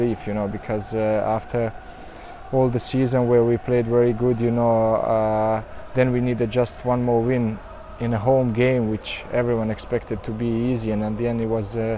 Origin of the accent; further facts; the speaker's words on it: Sarajevo, Bosnia & Herzegovina; also born or lived in United Kingdom; now in Rome, Italy; closer to Bosnia, to my hometown Sarajevo